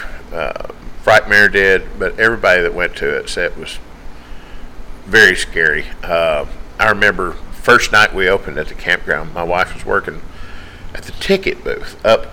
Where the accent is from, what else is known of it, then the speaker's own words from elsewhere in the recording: Tennessee, United States; I'm from Tennessee.